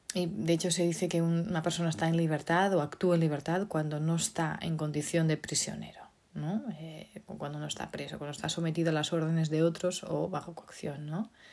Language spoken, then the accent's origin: Spanish; Portugal; moved away; Portugal, mi país, mi tierra natal